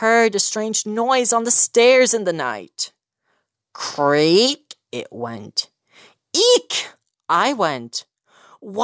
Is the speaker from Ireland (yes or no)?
yes; County Clare, Munster, Ireland; I'm 17. I'm from County Clare